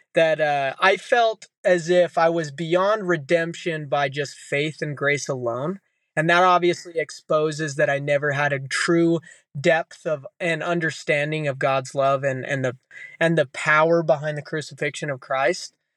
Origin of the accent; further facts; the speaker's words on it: Utah, United States; growing up in Utah as a kid